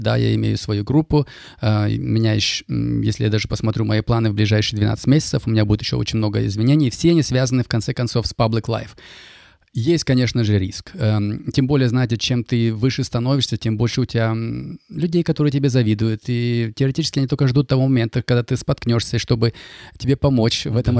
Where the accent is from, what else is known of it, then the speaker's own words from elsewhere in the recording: Kaskelen, Almaty Region, Kazakhstan; first language Russian; moved away as an adult; also born or lived in Germany; now in Canada; родился и вырос в Казахстане, недалеко от Алматы, город Каскелен